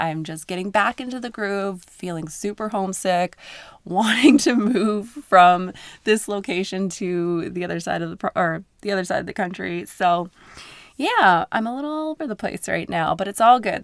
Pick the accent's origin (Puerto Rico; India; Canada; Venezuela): Canada; Newfoundland and Labrador; now in Alberta, Canada; I'm from Newfoundland, Canada, and I live in Alberta